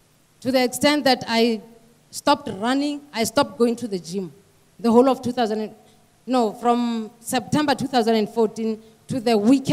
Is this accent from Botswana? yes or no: yes; Gaborone, South-East District, Botswana; I come from Gaborone, Botswana.